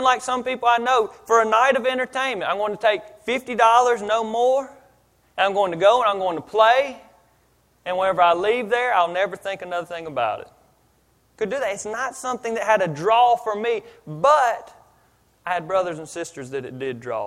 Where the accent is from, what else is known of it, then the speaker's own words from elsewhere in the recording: Philadelphia, Pennsylvania, United States; now in Mississippi, United States; I grew up in Philadelphia